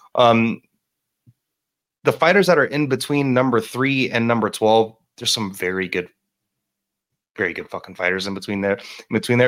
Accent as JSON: {"language": "English", "town": "Miami", "region": "Florida", "country": "United States", "tie": "born or raised there", "moved": "as an adult", "said": "That is my hometown. I am originally from Miami, Florida."}